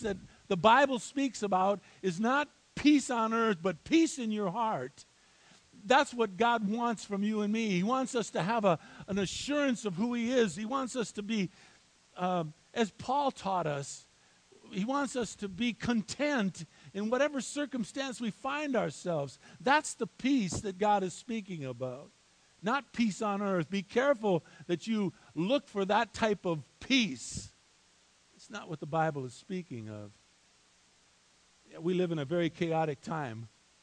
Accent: Highland Park, Michigan, United States; moved away; I was born and raised in a little town called Highland Park, Michigan

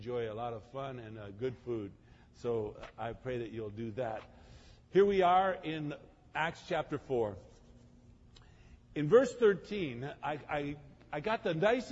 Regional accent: Croatia; I'm from Croatia.

